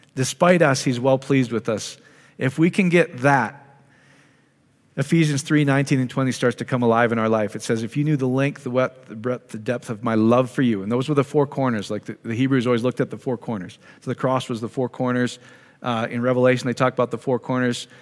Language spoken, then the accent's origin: English; Iowa, United States; I grew up in Iowa